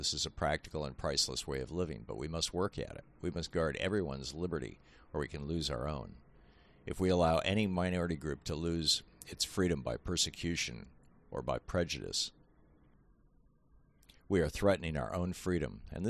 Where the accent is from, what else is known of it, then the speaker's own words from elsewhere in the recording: Hungary; born there; I was born in Hungary.